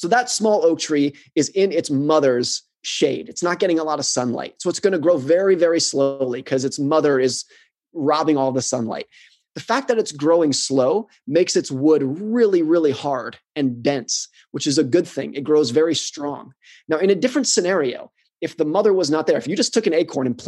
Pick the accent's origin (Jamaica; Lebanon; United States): United States; born or raised there